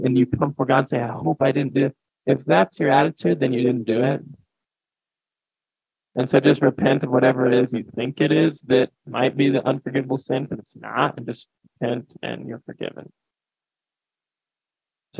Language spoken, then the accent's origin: English; Ellsworth, United States; my hometown of Ellsworth